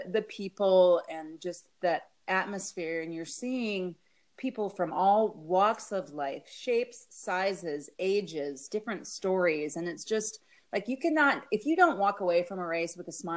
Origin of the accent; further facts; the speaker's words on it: North Dakota, United States; moved away as an adult; also born or lived in Colorado / Oregon; now in Arizona, United States; I grew up in North Dakota, and then I went to college in Colorado